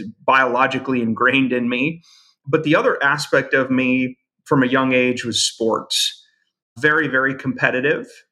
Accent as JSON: {"language": "English", "town": "Brainerd", "region": "Minnesota", "country": "United States", "tie": "born or raised there", "said": "I grew up in a small town in northern Minnesota called Brainerd, Minnesota."}